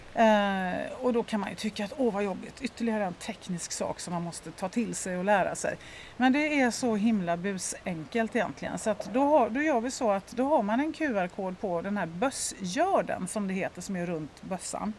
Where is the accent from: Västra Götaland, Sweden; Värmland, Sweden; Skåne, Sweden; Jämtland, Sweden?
Västra Götaland, Sweden; Lerum; moved away as an adult; now in Stockholm, Sweden; Jag är uppvuxen i, född och uppvuxen i Göteborg, Lerum närmare mm. bestämt